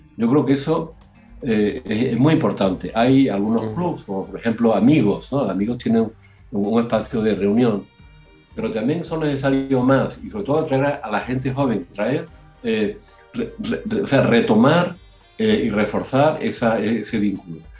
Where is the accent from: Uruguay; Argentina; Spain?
Spain; moved away as an adult; now in Sydney, Australia; somos todos españoles